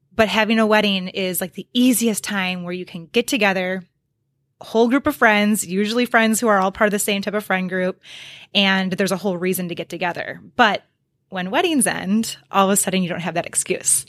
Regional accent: Oconomowoc, Wisconsin, United States; moved away as an adult; also born or lived in Iowa / Dubuque, Iowa; I still also have a lot of really, really, really good friends in my hometown of Oconomowoc, Wisconsin

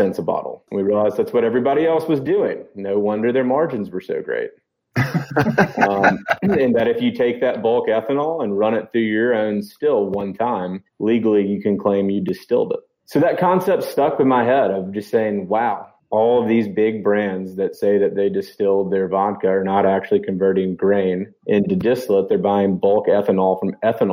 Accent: Memphis, Tennessee, United States; also born or lived in Virginia / Mississippi; born and raised in Memphis

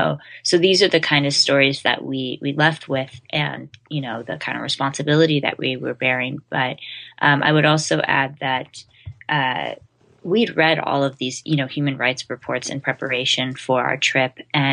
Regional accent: Idaho, United States

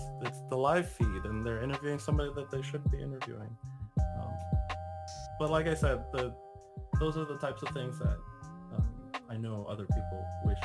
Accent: Jamaica; moved away; As a Jamaican national

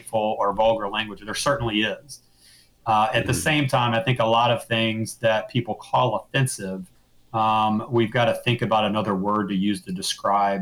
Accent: Mobile, Alabama, United States; I grew up in Mobile, Alabama.

